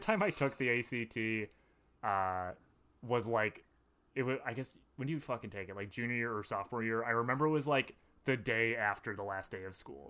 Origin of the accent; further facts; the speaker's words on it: Madison, Wisconsin, United States; I grew up in Madison.